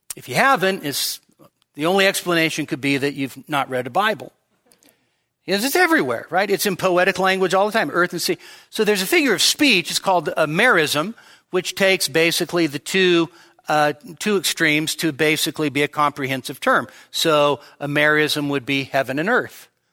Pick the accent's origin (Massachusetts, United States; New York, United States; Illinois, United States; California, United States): California, United States; Sacramento; growing up in Sacramento